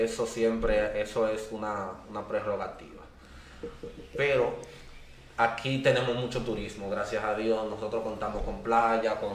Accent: San José de Ocoa, Dominican Republic; Yo soy, yo soy ocoeño yo soy de allá de Ocoa.

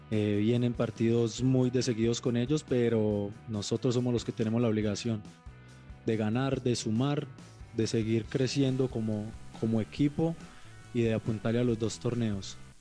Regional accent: Puerto Tejada, Cauca, Colombia; now in Manizales, Colombia; soy de Puerto Tejada, Cauca, de la vereda Perico Negro

